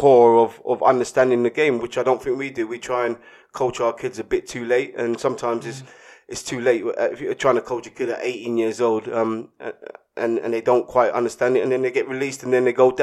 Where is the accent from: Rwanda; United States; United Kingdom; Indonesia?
United Kingdom; London; I was from Hackney